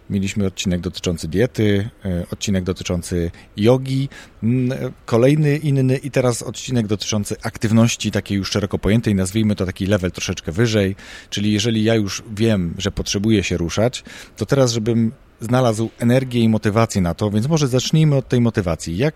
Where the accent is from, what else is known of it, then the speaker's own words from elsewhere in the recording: Poznań, Greater Poland, Poland; jestem z Poznania